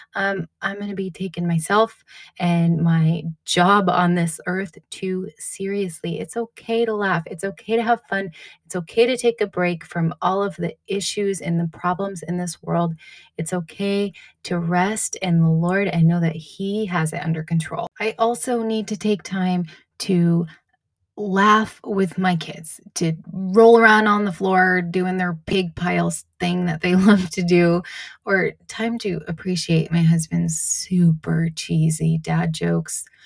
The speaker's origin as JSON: {"language": "English", "region": "New England", "country": "United States", "tie": "born or raised there", "moved": "yes", "lives_now": "Washington, United States", "said": "I grew up in New England and I grew up with a lot of snow"}